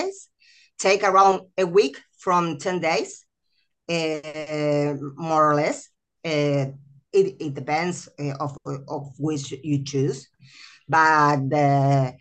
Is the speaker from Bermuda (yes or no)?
no; Argentina; also born or lived in Cordoba, Argentina; I'm from Argentina